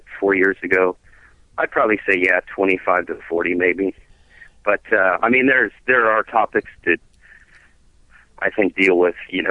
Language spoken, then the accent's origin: English; Kansas, United States; I'm from Kansas.